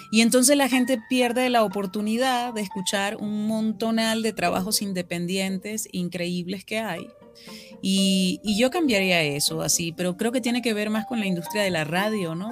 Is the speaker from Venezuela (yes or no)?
yes; Venezuela; accent: Venezuelan; now in Mexico; mi acento venezolano